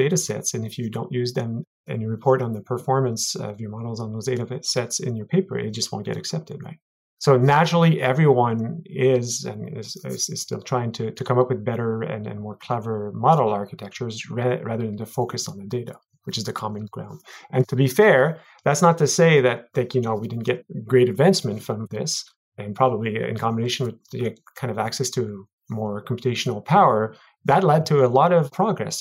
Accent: Montreal, Quebec, Canada; Montreal, my hometown

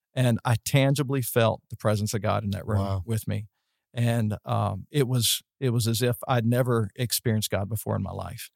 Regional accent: West Virginia, United States; moved away as an adult; also born or lived in Florida; I was from West Virginia

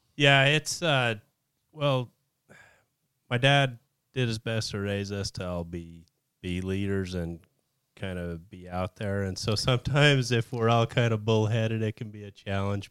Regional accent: Spanish Fork, Utah, United States; I was born and raised in Spanish Fork, Utah. I basically lived there my whole life.

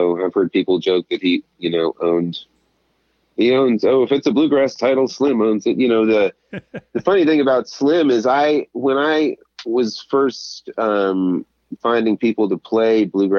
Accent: El Paso, Texas, United States; My roots are in the South, but Alabama, yes. El Paso is my hometown.

